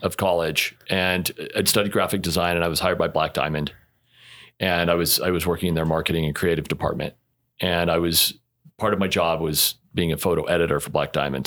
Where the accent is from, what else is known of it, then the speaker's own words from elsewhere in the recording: Utah, United States; born and raised in Utah